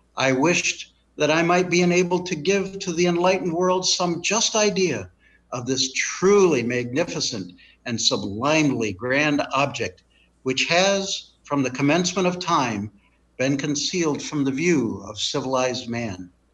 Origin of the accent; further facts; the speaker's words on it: Michigan, United States; moved away as an adult; also born or lived in Omaha, Nebraska; I grew up in Michigan